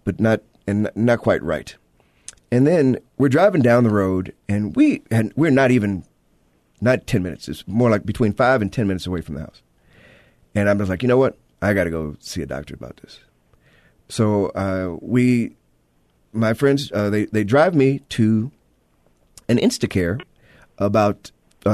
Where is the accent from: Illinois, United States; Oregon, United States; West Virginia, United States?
Illinois, United States; Chicago; I am from Chicago